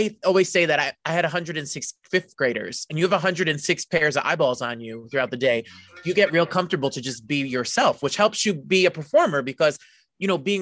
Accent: New Jersey, United States; I'm born and raised in Jersey

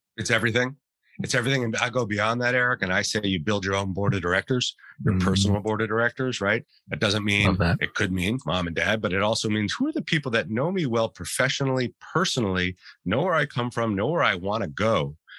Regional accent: Santa Fe, New Mexico, United States; We grew up in New Mexico, in Santa Fe, New Mexico

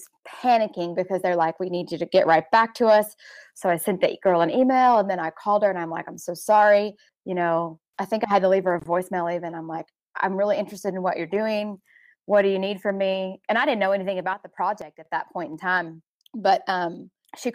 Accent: Dallas-Fort Worth area, Texas, United States; moved away as an adult; now in South Dakota, United States; I grew up in the Dallas-Fort Worth area

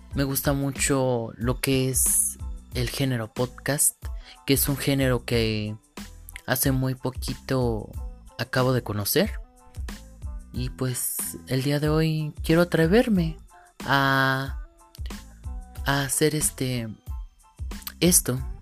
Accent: Cadereyta de Montes, Querétaro, Mexico; Yo soy de Cadreita de Montes, Querétaro

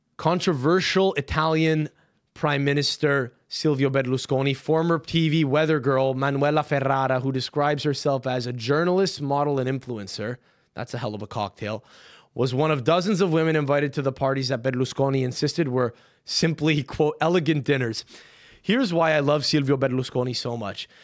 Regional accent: Canada; now in New York, United States; I'm Canadian

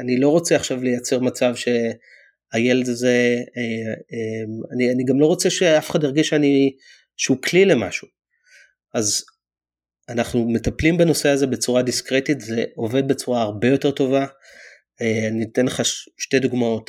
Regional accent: Israel; now in United States

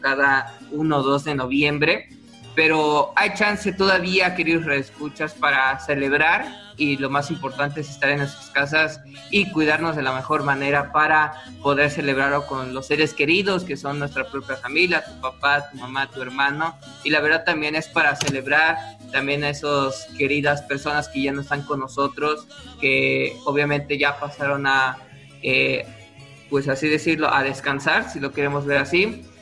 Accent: Mexico; un día que nos identifica como mexicanos

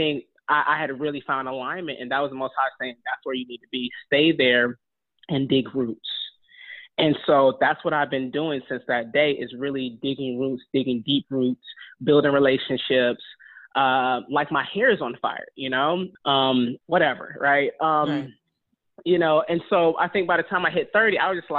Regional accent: North Augusta, South Carolina, United States; also born or lived in Michigan / Detroit; my family's from Detroit, I'm from Michigan, but I grew up in North Augusta, South Carolina

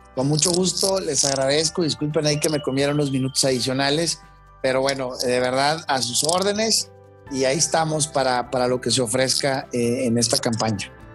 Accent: Mexico; como mexicanos

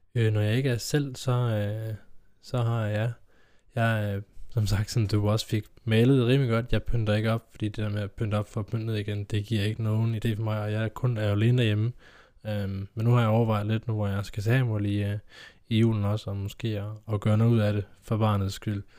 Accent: Kolding, Southern Denmark, Denmark; hjemme i Kolding, hjemme i Kolding

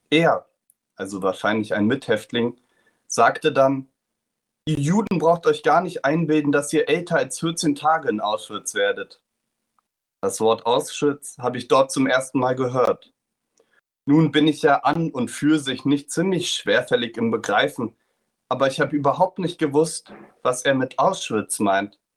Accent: Germany; die SS mich gefragt hat, was ich denn für einer bin, habe ich gesagt, ich bin Deutscher.

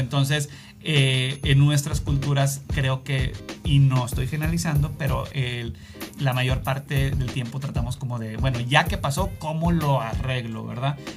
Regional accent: Mexico; moved away; yo soy de México

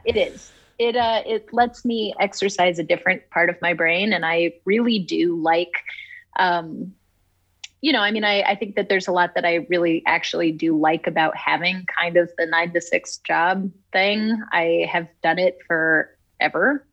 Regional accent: Oxford, Ohio, United States; moved away as an adult; also born or lived in California; i'm from oxford it's a really small town southwestern ohio

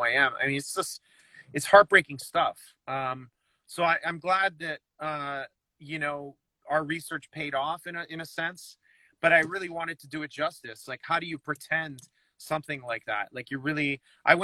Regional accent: Toronto, Ontario, Canada; being Canadian or growing up in Toronto

